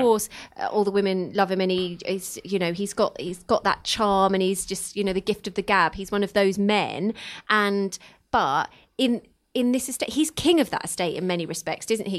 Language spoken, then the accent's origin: English; Luton, East of England, United Kingdom; I'm from Luton